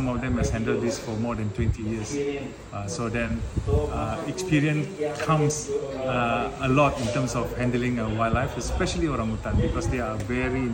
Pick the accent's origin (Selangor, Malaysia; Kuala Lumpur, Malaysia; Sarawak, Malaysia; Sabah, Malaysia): Sabah, Malaysia; we are local Malaysian and Sabahans